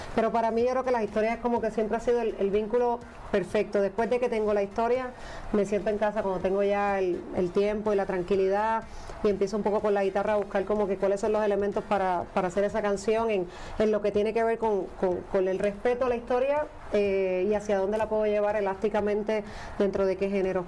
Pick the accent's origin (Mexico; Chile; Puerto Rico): Puerto Rico; soy puertorriqueña